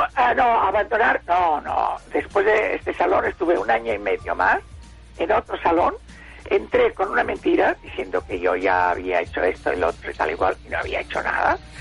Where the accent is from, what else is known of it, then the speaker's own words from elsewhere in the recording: Barcelona, Catalonia, Spain; also born or lived in Esparreguera; bajé a Barcelona con seis años, desde Esparraguera, que yo nací en Esparraguera y estuve estos seis años. Después iba por los veranos también a Esparraguera pero vivía todo el año en Barcelona